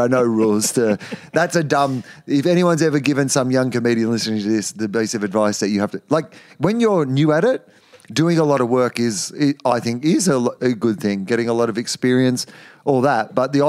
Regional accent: Australia; But growing up in Australia, 90% of the population lives on the coast, and you know, it was just part of the Australian identity to grow up and to swim.

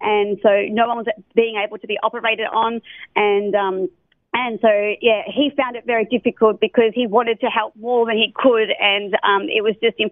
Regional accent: Australia; moved away; I'm a missionary from Australia

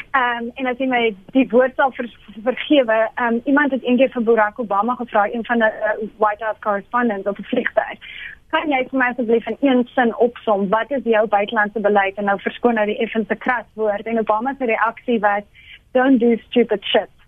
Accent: South Africa; as Afrikaners

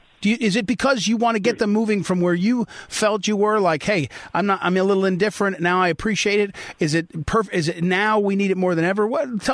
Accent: St. Louis, Missouri, United States; now in Northern Virginia, United States; I'm from St. Louis, Missouri, but I now live in Northern Virginia.

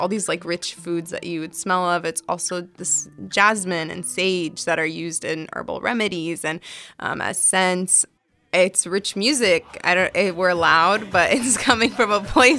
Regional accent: California, United States; my parents are Palestinian immigrants, but I was born here.

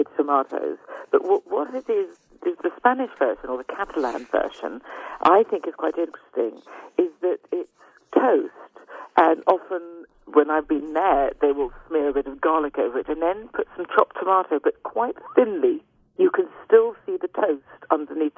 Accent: United Kingdom; I'm British

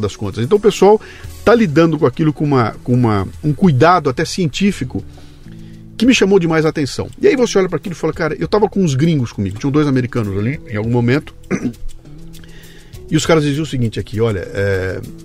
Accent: Brazil; eu, eu, eu que sou brasileiro

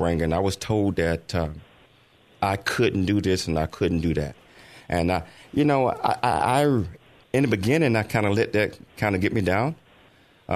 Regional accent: Chattanooga, Tennessee, United States; I was born and raised in Chattanooga, Tennessee.

